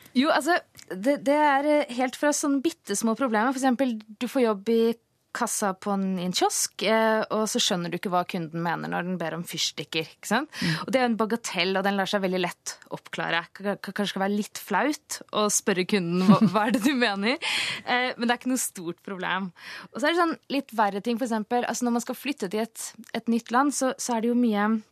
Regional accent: Oslo, Norway; Jeg kommer fra Oslo

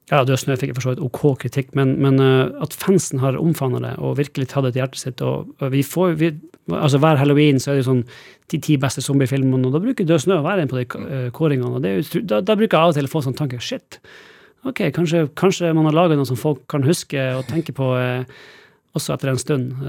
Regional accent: Northern Norway, Norway; Kanskje det at jeg kommer fra Nord-Norge, jeg vet ikke

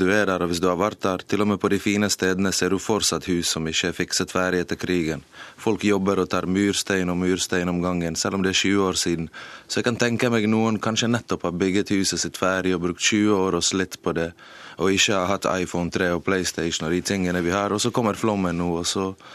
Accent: Mostar, Federation of Bosnia and Herzegovina, Bosnia & Herzegovina; now in Norway; for jeg er født der.

